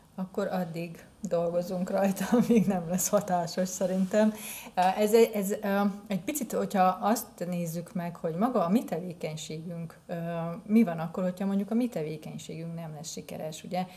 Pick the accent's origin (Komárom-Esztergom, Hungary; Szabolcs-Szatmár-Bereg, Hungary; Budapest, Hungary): Szabolcs-Szatmár-Bereg, Hungary; Nyíregyháza